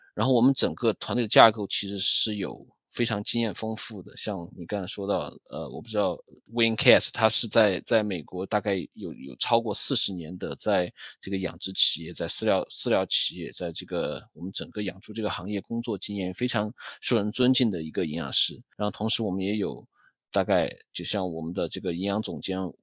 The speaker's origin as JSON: {"language": "Chinese", "region": "Sichuan", "country": "China", "tie": "born or raised there", "also_born_or_lived": "Beijing", "moved": "as an adult", "lives_now": "United States", "said": "土生土长的一个四川人"}